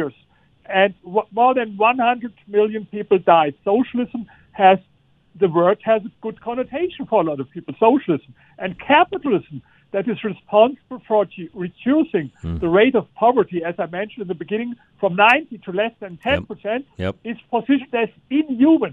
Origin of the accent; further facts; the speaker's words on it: Germany; I come from Germany